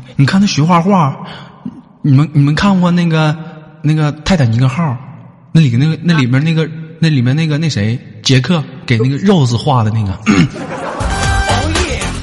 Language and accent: Chinese; Northeast China, China; 我们东北那边